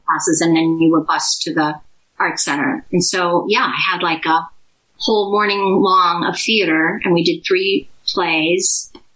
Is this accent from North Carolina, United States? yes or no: no; Greenville, South Carolina, United States; also born or lived in Louisville, Kentucky; I was born in Louisville, Kentucky, but then I did most of my growing up in Greenville, South Carolina